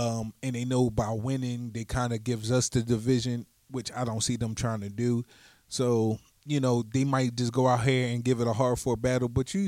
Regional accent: United States; as being Black Americans

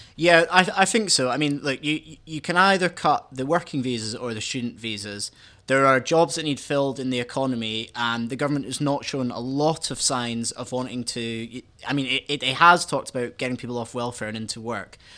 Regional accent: Scotland, United Kingdom; I went to uni in Scotland, um, and because I'm Scottish

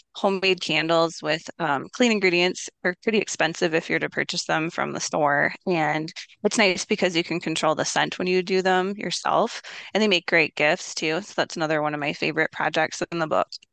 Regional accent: Minneapolis, Minnesota, United States; I grew up in Minneapolis

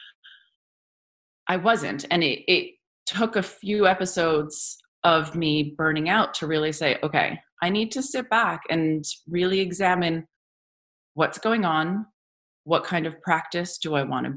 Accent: New Jersey, United States; I grew up here in New Jersey

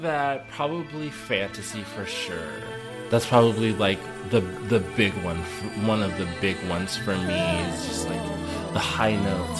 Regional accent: Sacramento, California, United States; I'm originally from Sacramento, California.

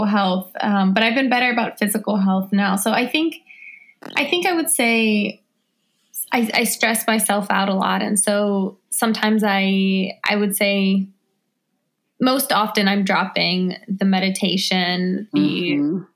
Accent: Washington, District of Columbia, United States; I'm an author, activist, filmmaker, and photographer born and raised in Washington, D.C.

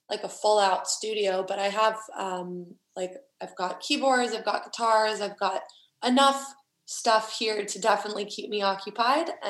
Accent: Huntsville, Alabama, United States; now in Nashville, United States; my hometown is just small and tiny and everyone knows everyone and you know it's the kind of town where everyone knows your parents and what they do and every detail about your life and then moving to Nashville

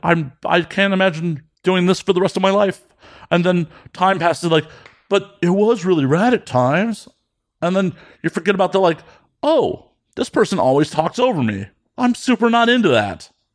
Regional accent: Midwest, United States; I grew up in the Midwest in the nineties.

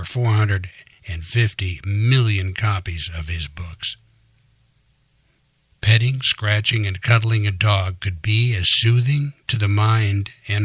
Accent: Midwest, United States; I grew up in the Midwest

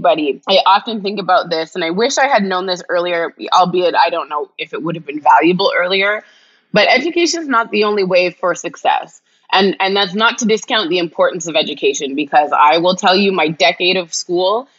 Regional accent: Canada; I'm Canadian

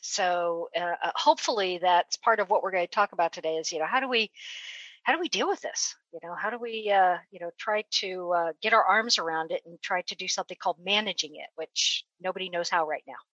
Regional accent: West Coast, United States; moved away; I'm actually originally from the West Coast

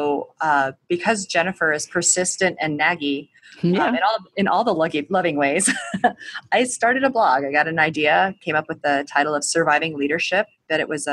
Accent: Colorado, United States; I am from a clan of people who all grew up in the Chicago area, but I grew up in Colorado

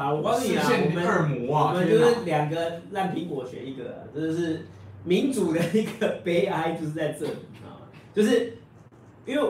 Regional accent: Taiwan; 我们台湾人都喜欢吃鸡排。

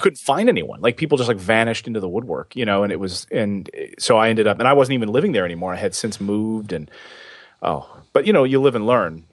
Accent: Philadelphia, Pennsylvania, United States; also born or lived in Los Angeles / Helena, Montana; now in New York, United States; I grew up in Philadelphia, in that area where we had snow

